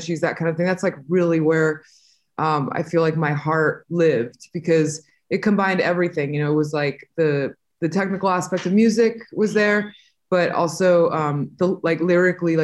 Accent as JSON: {"language": "English", "region": "Southern California", "country": "United States", "tie": "born or raised there", "also_born_or_lived": "Montemorelos, Nuevo León, Mexico / Inland Empire, California / Los Angeles", "said": "we moved to America in the late '80s when I was about 5 or 6 years old, and I lived in Southern California, for most of my life."}